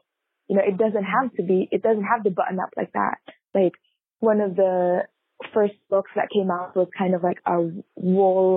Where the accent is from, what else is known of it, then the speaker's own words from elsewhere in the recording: Philippines; moved away as an adult; also born or lived in Paris, France; now in United States; I was born in the Philippines. I was raised there as well, but my family is ethnically Chinese